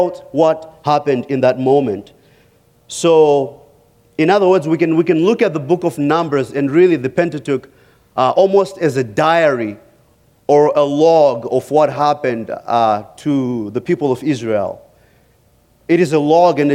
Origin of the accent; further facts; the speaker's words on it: Zimbabwe; moved away as an adult; growing up in Africa